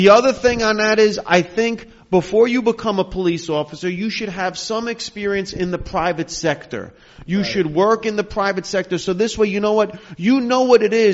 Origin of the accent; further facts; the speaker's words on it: Hackensack, New Jersey, United States; as a kid growing up in Hackensack